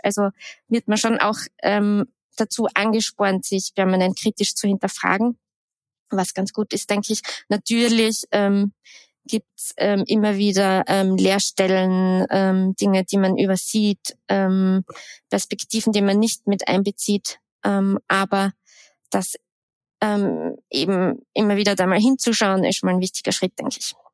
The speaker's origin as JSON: {"language": "German", "country": "Austria", "tie": "born or raised there", "also_born_or_lived": "Graz / Vienna", "moved": "as an adult", "said": "Ich bin am Land aufgewachsen"}